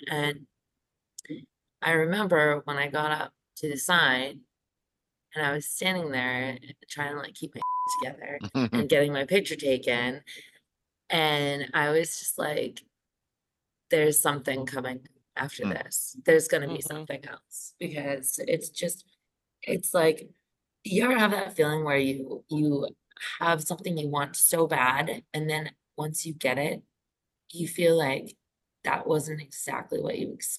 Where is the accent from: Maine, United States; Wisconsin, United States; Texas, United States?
Maine, United States; I'm from Maine.